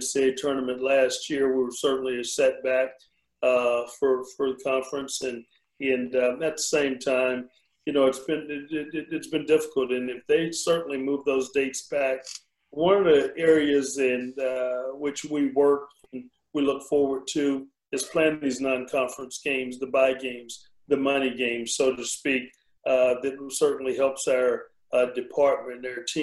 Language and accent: English; DeRidder, Louisiana, United States; moved away; my hometown is about 45 miles north of Lake Charles